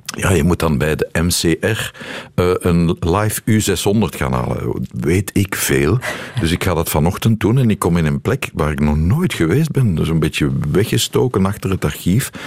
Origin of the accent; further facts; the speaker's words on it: Brussels, Brussels-Capital Region, Belgium; accent: Brussels; dat Brussels accent, ja, ik ben Brusselaar.